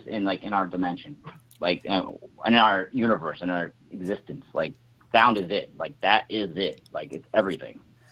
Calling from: Massachusetts, United States; Yeah, I'm up in the Boston area.

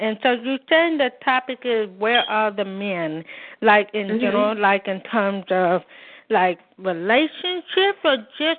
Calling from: Oakland, California, United States; from Oakland, California.

